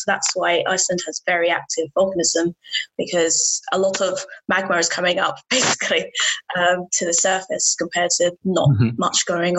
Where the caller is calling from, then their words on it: Newcastle upon Tyne, North East England, United Kingdom; I'm calling in from Newcastle.